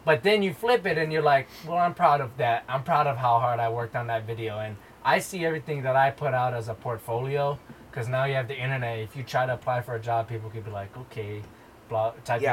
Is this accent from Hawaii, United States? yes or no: yes; Hawaii, United States; now in Bay Area, United States; growing up in Hawaii really did teach you to live that positive lifestyle